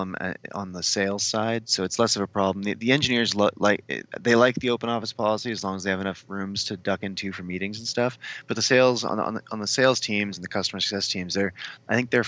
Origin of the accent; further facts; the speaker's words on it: Chicago, Illinois, United States; now in San Francisco, United States; I grew up in Chicago